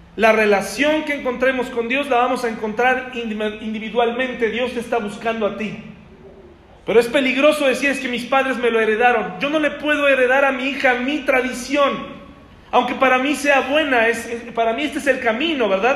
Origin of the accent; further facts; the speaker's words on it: Mexico; soy mexicano